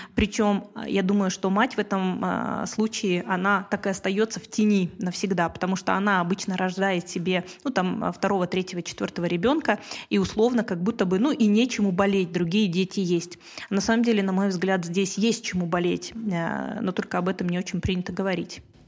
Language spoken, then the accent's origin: Russian; Kazakhstan; first language Russian; я не казашка, русскоязычка, но а, родилась и живу в Казахстане